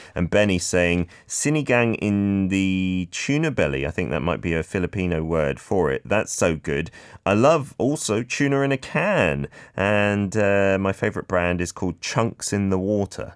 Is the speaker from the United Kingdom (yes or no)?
yes; United Kingdom; now in Korea; as a Brit